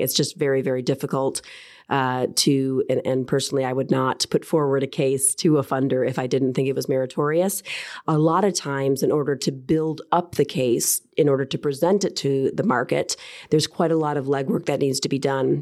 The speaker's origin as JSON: {"language": "English", "country": "United States", "tie": "born or raised there", "also_born_or_lived": "Houston, Texas / Washington, D.C.", "accent": "American", "moved": "as an adult", "lives_now": "London, United Kingdom", "said": "As you might be able to tell by my accent, I am American by birth"}